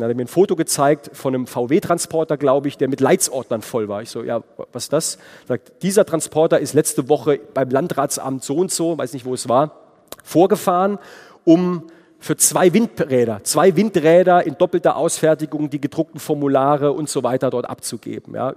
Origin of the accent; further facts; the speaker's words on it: Heidelberg, Baden-Württemberg, Germany; in meiner Heimatregion Heidelberg